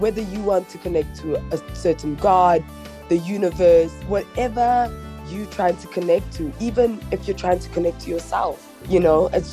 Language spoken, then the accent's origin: English; Johannesburg, Gauteng, South Africa; Born and bred in Joburg is what I know, and yeah, that's just who I am and where I'm from